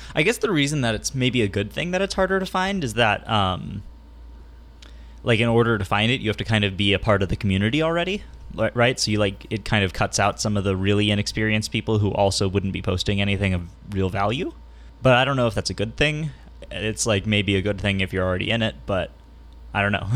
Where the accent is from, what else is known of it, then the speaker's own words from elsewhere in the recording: San Diego, California, United States; in my area, in my hometown of San Diego